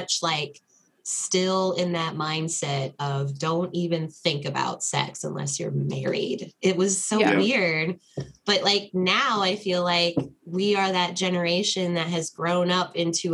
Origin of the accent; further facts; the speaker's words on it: Ohio, United States; growing up in Ohio, which is where I grew up